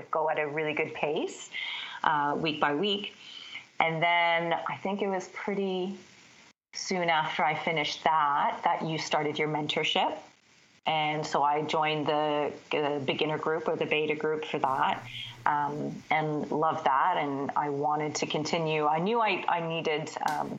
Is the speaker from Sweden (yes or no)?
no; Canada; moved away as an adult; also born or lived in Toronto, Canada / Bermuda / London, England / Mexico; I'm Canadian